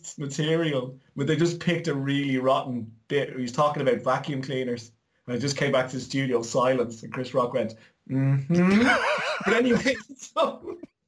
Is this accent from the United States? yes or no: no; Ireland; me growing up in Ireland